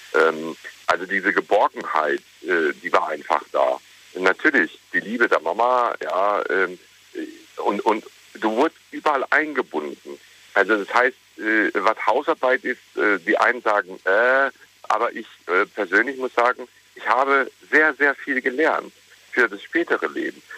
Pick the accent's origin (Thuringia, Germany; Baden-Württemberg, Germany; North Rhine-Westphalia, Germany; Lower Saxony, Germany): North Rhine-Westphalia, Germany; Ruhr area; ich bin im Ruhrgebiet groß geworden, äh, in einer Bergbausiedlung